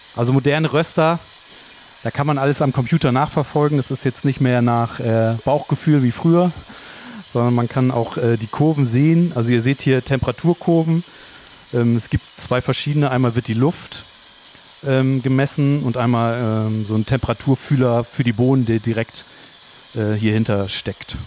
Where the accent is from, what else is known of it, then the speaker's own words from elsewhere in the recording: Cuxhaven, Lower Saxony, Germany; now in Hamburg, Germany; Also ich komme aus Cuxhaven tatsächlich.